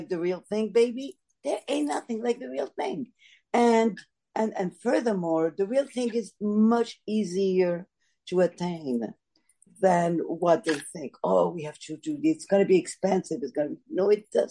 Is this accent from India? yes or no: no; Morocco; now in United States; the way we ate at home growing up in Morocco